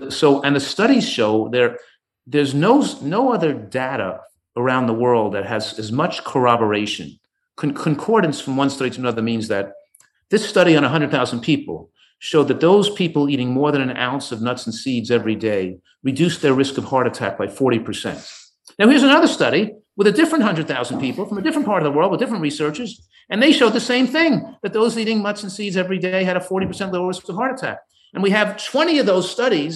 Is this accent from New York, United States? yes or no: yes; Yonkers, New York, United States; moved away as an adult; also born or lived in Tarrytown, New York / Philadelphia, Pennsylvania; I grew up in Yonkers, New York